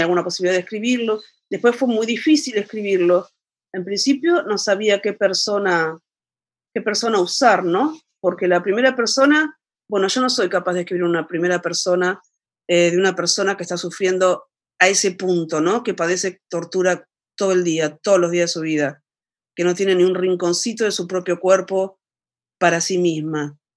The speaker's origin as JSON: {"language": "Spanish", "country": "Argentina", "lives_now": "La Plata, Argentina", "said": "la última gran crisis, gran, gran, gran, enorme crisis que, hubo en mi país, alrededor del año 2000"}